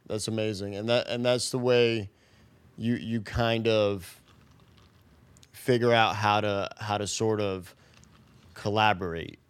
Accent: New York City, New York, United States; I grew up in the Bronx

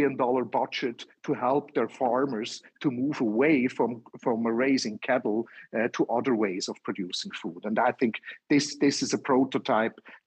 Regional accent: Switzerland; I'm from Switzerland.

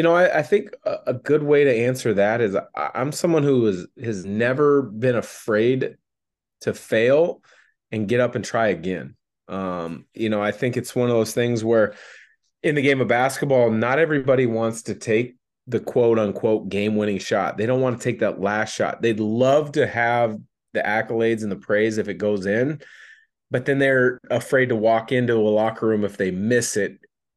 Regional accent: Portland, Oregon, United States; I'm obviously from the Portland, Vancouver area.

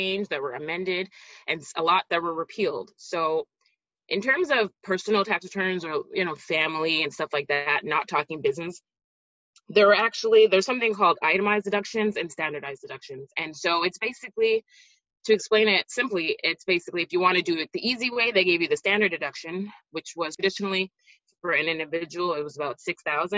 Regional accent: Montreal, Quebec, Canada; moved away as an adult; also born or lived in New Jersey, United States; now in Florida, United States

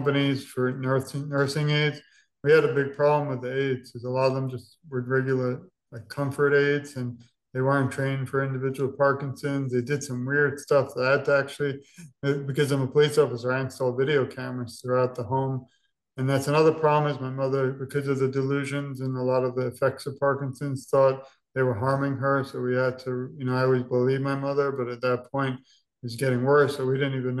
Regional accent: New York, United States; moved away; We're from New York originally

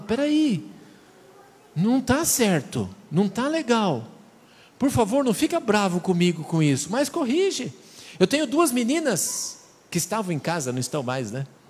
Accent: São Paulo, Brazil; also born or lived in Rio Grande do Sul; now in Mato Grosso do Sul, Brazil; Seja queimado como usa na minha terra. Eu sou de São Paulo, lá uso queimado

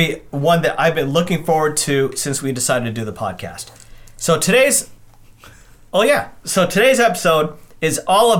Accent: India; That's something that I hear a lot, especially when people find out that I'm Indian.

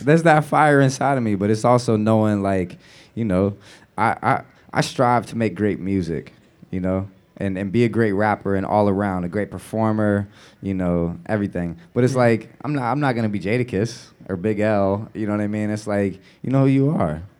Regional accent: the Bay Area, California, United States; moved away as an adult; also born or lived in New Orleans; growing up in the Bay, there's a real pride

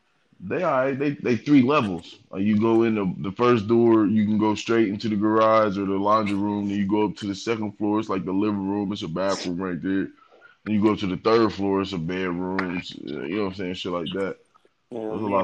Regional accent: Southfield, Michigan, United States; I grew up out there for real. I mean, you know, I'm from Southfield

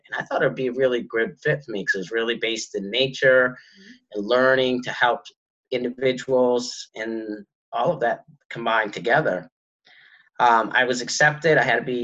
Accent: White Mountains of New Hampshire, United States; I grew up in the White Mountains of New Hampshire

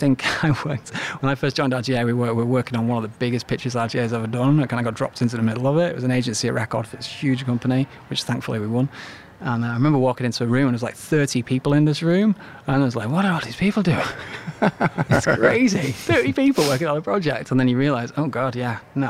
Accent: England, United Kingdom; let's just say England, for instance, which I love and I'm absolutely proud of being Englishman

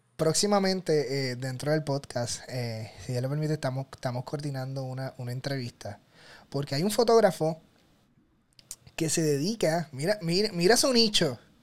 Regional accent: Puerto Rico; que soy puertorriqueño

